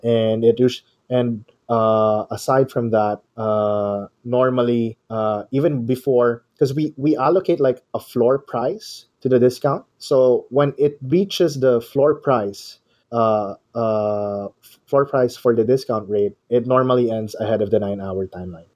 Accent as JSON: {"language": "English", "town": "Manila", "region": "Metro Manila", "country": "Philippines", "tie": "born or raised there", "said": "I'm from the Philippines. Uh, I grew up in Manila."}